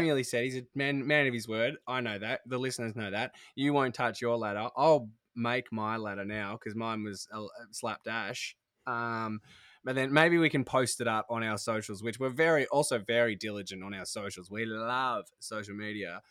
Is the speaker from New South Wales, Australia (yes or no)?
no; Tasmania, Australia; now in Sydney, Australia; I'm from Taz originally, and my parents still live there